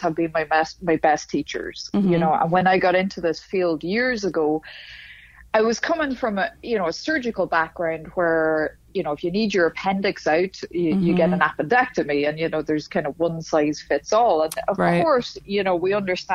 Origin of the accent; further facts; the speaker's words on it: Dundalk, Leinster, Ireland; accent: northern; moved away as an adult; also born or lived in Dublin / Philadelphia / Indianapolis; now in Miami, United States; I was born and raised 3 miles south of the border